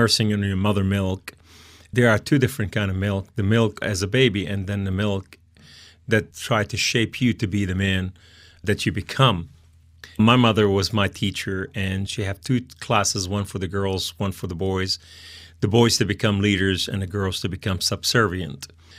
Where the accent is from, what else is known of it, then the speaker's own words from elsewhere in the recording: Beirut, Beirut Governorate, Lebanon; Yeah, we came from Lebanon, from Beirut.